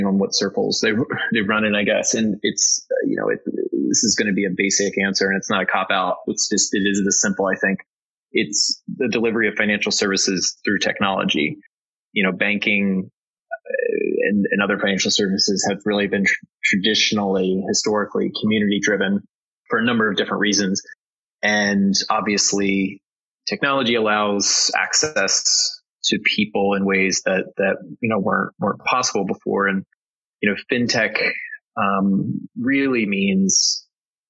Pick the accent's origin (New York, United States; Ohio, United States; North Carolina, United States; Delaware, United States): Delaware, United States; I grew up in Delaware, went to UD